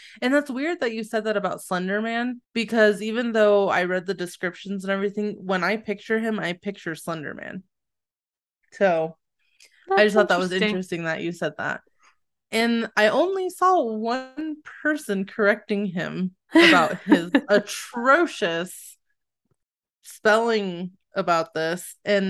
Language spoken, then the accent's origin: English; Point Pleasant, West Virginia, United States; I come from Point Present, Virginia, West Virginia.